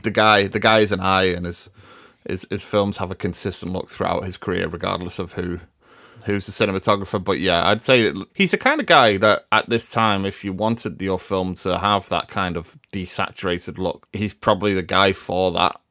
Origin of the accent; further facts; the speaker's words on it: Liverpool, North West England, United Kingdom; I'm from Liverpool